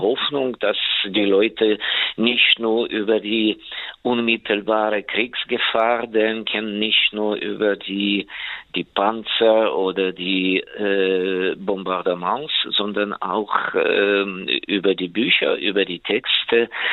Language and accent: German; Ukraine; meiner Heimat, in der Ukraine